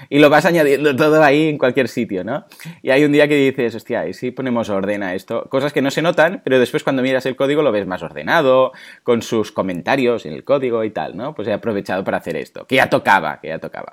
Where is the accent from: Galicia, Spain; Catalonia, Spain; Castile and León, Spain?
Catalonia, Spain; Mataró; yo soy de Mataró